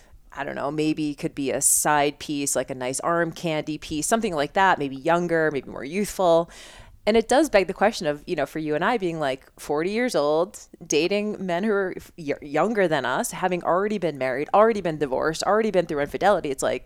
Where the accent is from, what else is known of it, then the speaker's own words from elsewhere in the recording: Boston, Massachusetts, United States; moved away; I grew up in Boston. It was a lot of like Northeast vibe